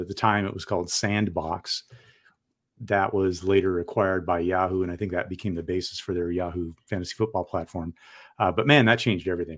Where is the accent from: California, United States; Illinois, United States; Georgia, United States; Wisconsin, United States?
California, United States; San Diego; also born or lived in Portland metro area, Oregon; now in Portland, United States; I grew up in San Diego